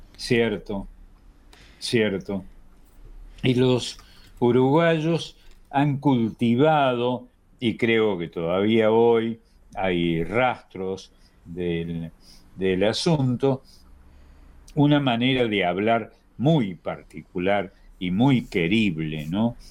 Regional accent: Argentina; somos argentinos

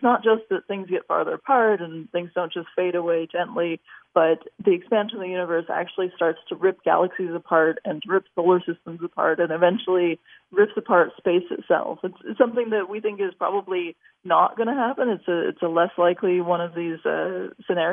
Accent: Los Angeles, California, United States; I grew up in Los Angeles

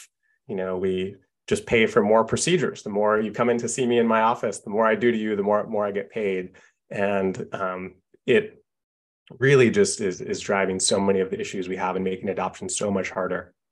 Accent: Seattle, Washington, United States; I grew up in Seattle

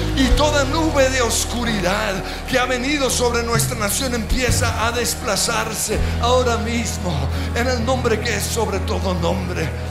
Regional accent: Colombia; como colombianos, como cristianos

